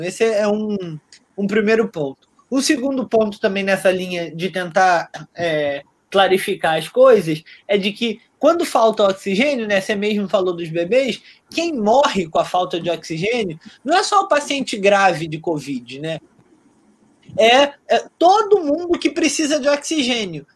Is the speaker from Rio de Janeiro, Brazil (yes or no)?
yes; Rio de Janeiro, Brazil; lá na minha terra, na Água Santa